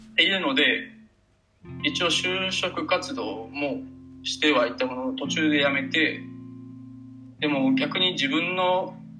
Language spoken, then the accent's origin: Japanese; Osaka, Japan; also born or lived in Kobe; もともと地元が大阪で、まあ、大学も神戸の方に行ってた